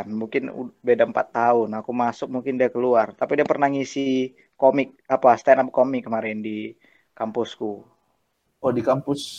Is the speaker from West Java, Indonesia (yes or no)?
no; Binjai, North Sumatra, Indonesia; aku asalku dari Binjai, sekitar 8 km dari